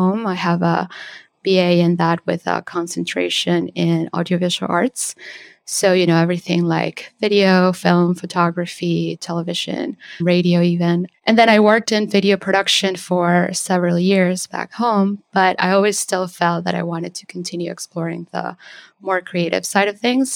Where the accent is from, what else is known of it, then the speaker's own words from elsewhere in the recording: Venezuela; now in New York City, United States; I'm an abstract painter based in New York City, but I'm originally from Venezuela